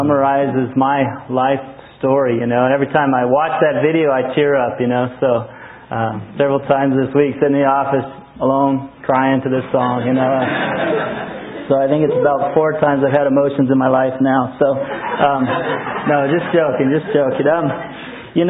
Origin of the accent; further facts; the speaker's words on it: Truth or Consequences, New Mexico, United States; also born or lived in Albuquerque, New Mexico; born and raised in Truth or Consequences, New Mexico